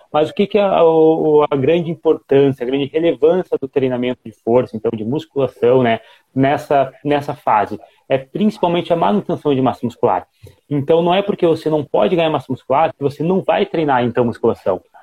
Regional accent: Rio Grande do Sul, Brazil; eu tenho 22 anos, eu sou do Rio Grande do Sul

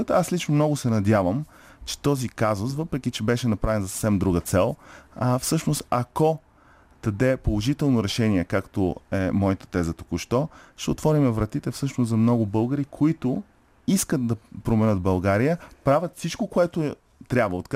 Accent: Canada; Много ми е ясно, че а тези атаки не са защото съм канадец или не.

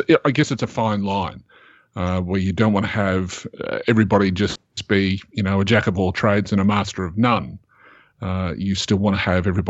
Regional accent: Australia; I'm Australian

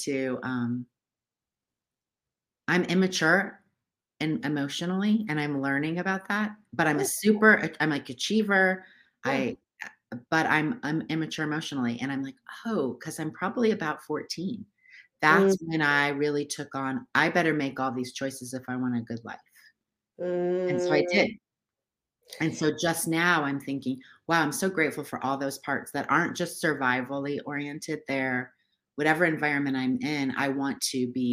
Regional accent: United States; I grew up in America

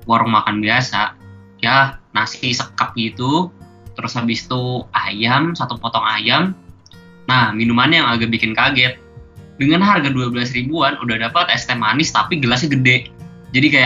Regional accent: Bontang, East Kalimantan, Indonesia; now in Semarang, Indonesia; aku kuliahnya di Semarang tapi uh, sebenarnya daerah asal aku itu di Bontang

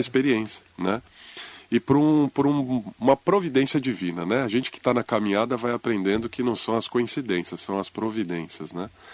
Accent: São Paulo, Brazil; moved away as an adult; also born or lived in Penha, São Paulo; now in Mogi das Cruzes, Brazil; Nós somos da Zona Leste de São Paulo

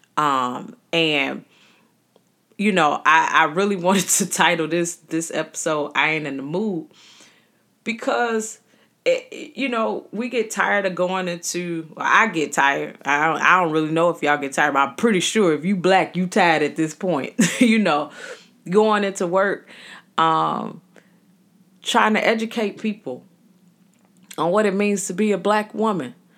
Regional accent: Chicago, Illinois, United States; growing up in the city of Chicago, I tell people that I was birthed in Roseland, birthed in the hundreds, the wild hundreds. Um, but I was raised in Inglewood.

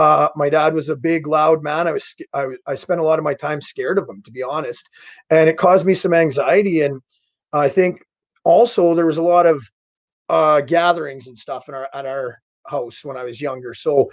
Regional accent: Davidson, United States; And eventually I found myself back in my hometown of Davidson, and I was basically drinking myself to death.

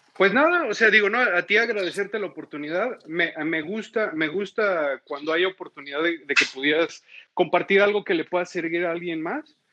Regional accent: Mexico; como mexicanos

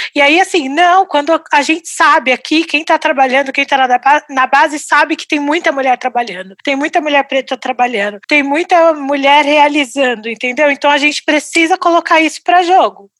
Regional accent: São Paulo, Brazil; nasci em São Paulo

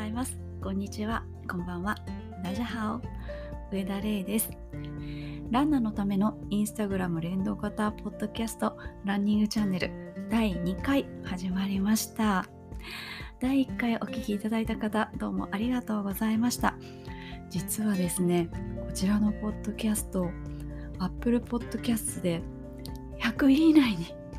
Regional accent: Kobe, Hyogo, Japan; 私出身があの神戸市須磨区というところなんですけれども

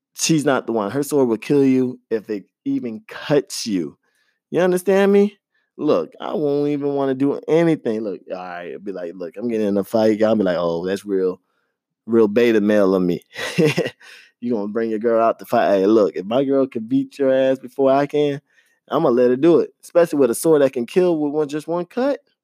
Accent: Florida, United States; I grew up in Florida

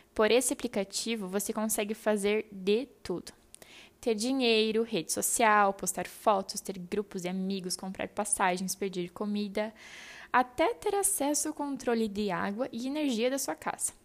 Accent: Santa Rosa, Rio Grande do Sul, Brazil; moved away as an adult; also born or lived in Ningbo, China; Saí de Santa Rosa, minha terra natal

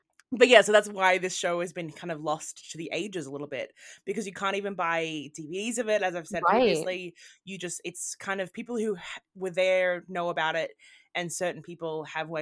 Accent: Australia; now in Scotland, United Kingdom; as an Australian

